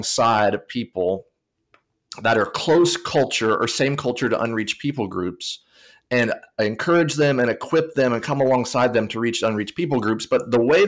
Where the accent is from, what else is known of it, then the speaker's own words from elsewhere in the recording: Tennessee, United States; I grew up in Tennessee, so not necessarily a diaspora setting